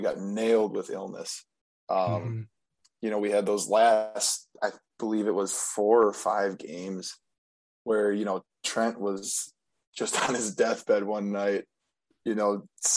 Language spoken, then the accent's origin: English; Valders, Wisconsin, United States; born or raised there